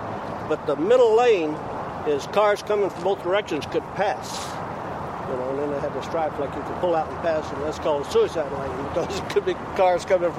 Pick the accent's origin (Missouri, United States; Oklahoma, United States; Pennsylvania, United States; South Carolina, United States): Oklahoma, United States; also born or lived in California; I was born and raised in Oklahoma, lived in California, and been out here since Navy brought me out here in 1952, I guess.